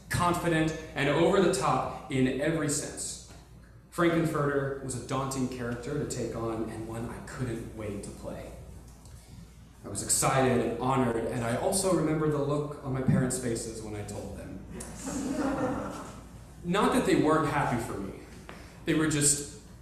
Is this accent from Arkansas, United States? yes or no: yes; Conway, Arkansas, United States; my hometown of Conway, Arkansas